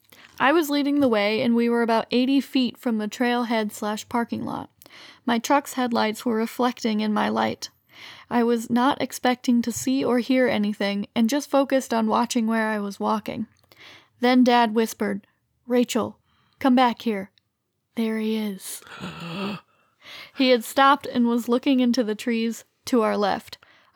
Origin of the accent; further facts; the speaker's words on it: Illinois, United States; and we're from Central Illinois where there's also lots of deer.